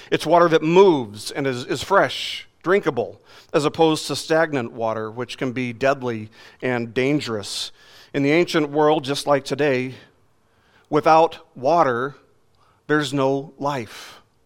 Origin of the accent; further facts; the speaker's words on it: Las Vegas, Nevada, United States; growing up in Las Vegas